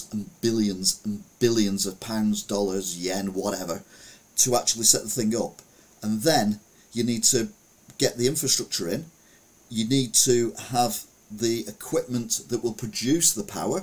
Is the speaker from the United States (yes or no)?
no; Stalybridge, North West England, United Kingdom; I was brought up in Stalybridge